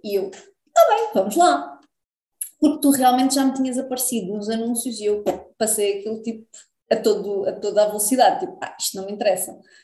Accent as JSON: {"language": "Portuguese", "region": "Lisbon", "country": "Portugal", "tie": "born or raised there", "moved": "as an adult", "lives_now": "Algarve, Portugal", "said": "Eu nasci em Lisboa, depois vim para o Algarve"}